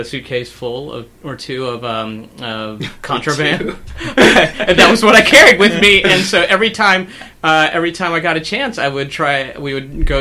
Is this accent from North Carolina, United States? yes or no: yes; Durham, North Carolina, United States; I'm from Durham, North Carolina